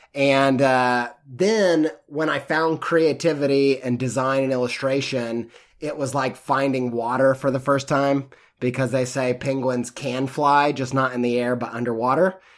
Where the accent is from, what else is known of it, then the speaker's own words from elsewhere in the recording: Midwest, United States; I grew up in the Midwest